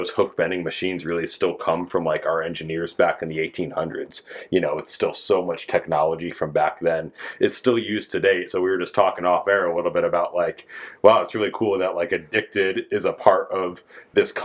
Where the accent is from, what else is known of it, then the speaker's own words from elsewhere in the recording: East Coast, United States; moved away as an adult; now in West Coast, United States; I grew up on the East Coast and fished my whole life. And I've been on the West Coast for about 7 years now